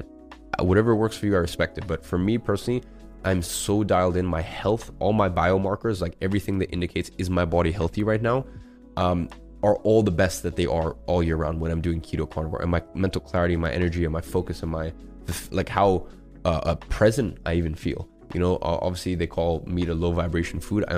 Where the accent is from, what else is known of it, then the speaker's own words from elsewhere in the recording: London, United Kingdom; moved away as an adult; now in Dubai, United Arab Emirates; I was used to growing up in London for 17 years